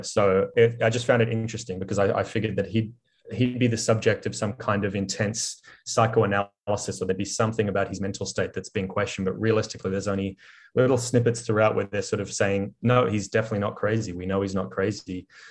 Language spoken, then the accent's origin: English; Australia; as an Australian and as an Australian who used to live by the beach